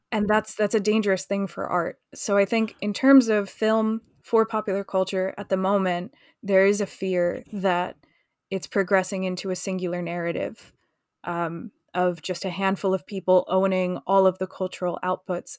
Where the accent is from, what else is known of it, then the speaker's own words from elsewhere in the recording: United States; now in London, United Kingdom; I'm American